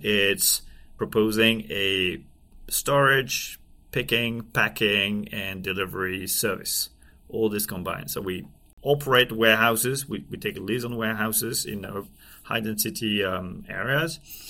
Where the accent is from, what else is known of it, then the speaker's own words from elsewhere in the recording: France; accent: French; English is a second language; now in United States; I'm from France. I'm doing my best to try and improve my English accent, but can't hide it.